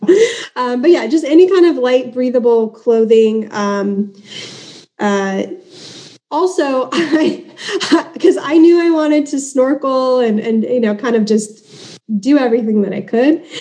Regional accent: Southern California, United States; accent: American; I'm from Southern California

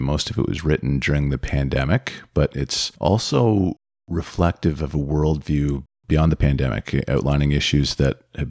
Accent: Sudbury, Ontario, Canada; moved away; I'm from Sudbury, so I go back and forth quite a lot

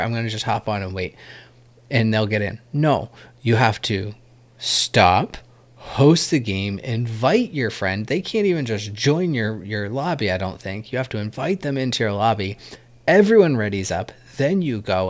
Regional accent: New Hampshire, United States; I'm from New Hampshire

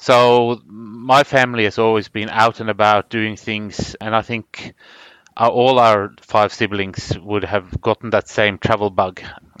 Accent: Karasjok, Finnmark, Norway; born there; My parents moved to Norway in the early 60s, and I was born up in Norwegian Lapland in Karasjok in 1969.

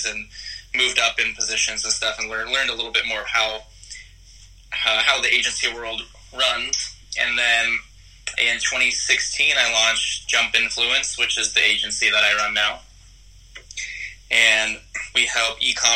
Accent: Texas, United States; also born or lived in Hollywood, California; now in Los Angeles, United States; I live in Hollywood, California right now. I grew up in Texas

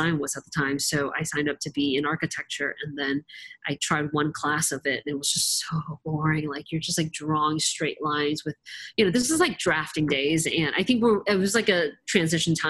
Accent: Georgia, United States; growing up in Georgia is just simply not a place for Asian people

